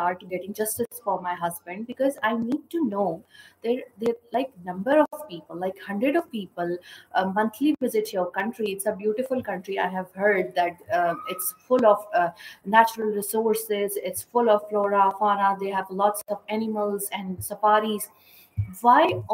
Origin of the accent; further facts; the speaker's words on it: Pakistan; as per Pakistani, we